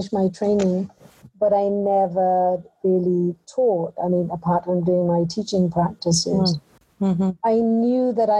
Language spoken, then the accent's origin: English; Punjab, India; born there; I was born in India. Mm-hmm. In Punjab, in a rural village.